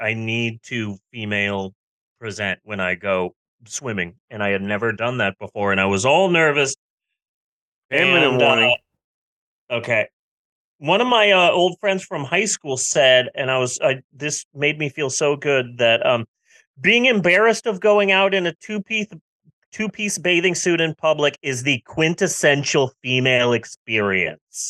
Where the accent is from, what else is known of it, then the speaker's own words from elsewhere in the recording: United States; I am an American